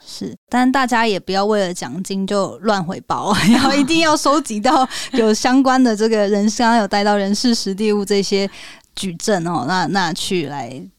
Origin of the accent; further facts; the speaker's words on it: Taiwan; moved away; also born or lived in United States; 我们身为台湾人的这个义务